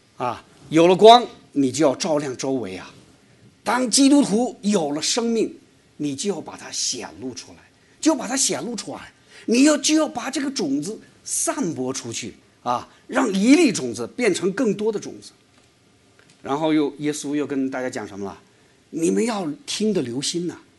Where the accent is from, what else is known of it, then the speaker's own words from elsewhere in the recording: China; moved away; 我是中国来的